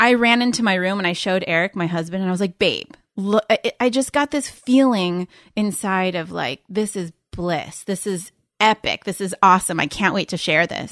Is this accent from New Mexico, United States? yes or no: no; Los Angeles, California, United States; also born or lived in New York; Here in L A. I grew up in the Valley.